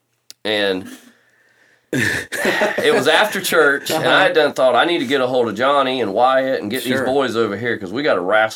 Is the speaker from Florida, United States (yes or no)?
yes; Bradford County, Florida, United States; That's the advantage of growing up in Bradford County.